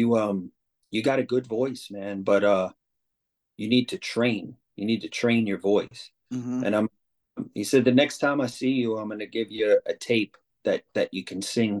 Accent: New Orleans, Louisiana, United States; I grew up in New Orleans East

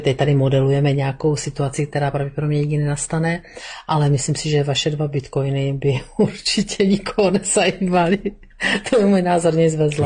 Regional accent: Sokolov District, Karlovy Vary Region, Czechia; já pocházím ze Sokolovska

